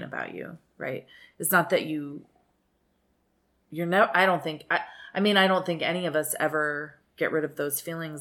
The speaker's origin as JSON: {"language": "English", "region": "New Mexico", "country": "United States"}